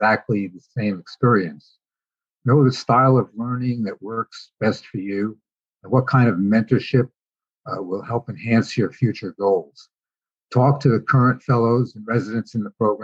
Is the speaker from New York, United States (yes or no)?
yes; New York City, New York, United States; moved away as an adult; now in California, United States; I was born in New York City, came to California 39 years ago, and have been here since.